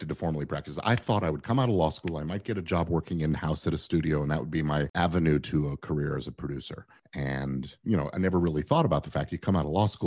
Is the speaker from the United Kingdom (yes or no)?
yes; England, United Kingdom; born there; I was born in England, so I actually have the immigration status where I could get licensed there and work in England as well.